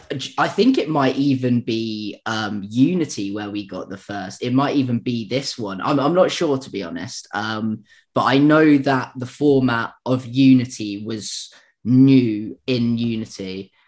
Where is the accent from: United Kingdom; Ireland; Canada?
United Kingdom; being British